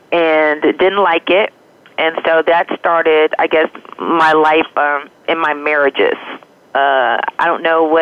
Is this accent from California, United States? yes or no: no; Detroit, Michigan, United States; I was born and raised in Detroit, Michigan